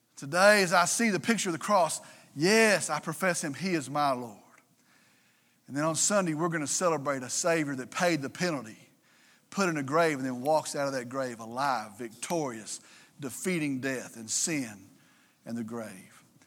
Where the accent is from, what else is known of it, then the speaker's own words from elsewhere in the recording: Vernon, Texas, United States; They came from Vernon. They came from Wilbarger County. That's my hometown.